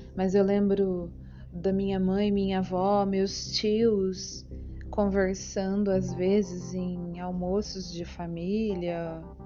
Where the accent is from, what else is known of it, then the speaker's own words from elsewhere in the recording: São João da Boa Vista, São Paulo, Brazil; Nasci na Vila Seca, antiga Vila Seca, no bairro do DR, em São João da Boa Vista, interior de São Paulo